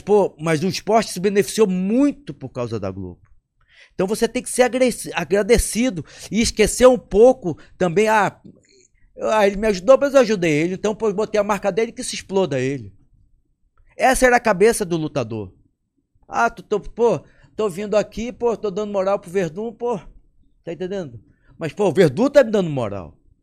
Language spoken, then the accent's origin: Portuguese; Amazonas, Brazil; moved away; Eu, eu saí do Amazonas meu pai tinha loja.